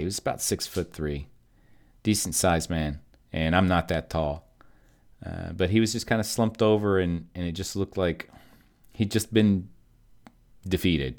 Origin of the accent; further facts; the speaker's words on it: Kentucky, United States; now in Texas, United States; my mom and I, um, we're from Kentucky, but we live in Texas